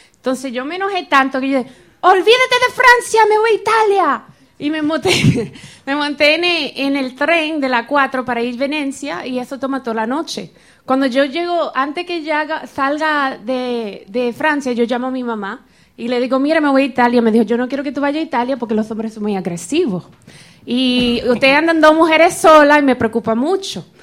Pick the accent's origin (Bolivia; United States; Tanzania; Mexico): United States; Florida; Yo soy de la Florida en los Estados Unidos.